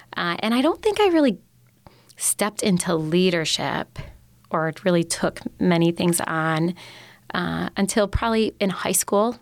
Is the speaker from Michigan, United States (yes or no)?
yes; Upper Peninsula, Michigan, United States; I grew up in the Upper Peninsula